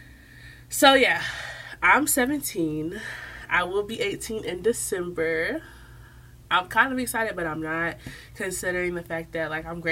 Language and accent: English; the South, United States; accent: Southern; I'm from the South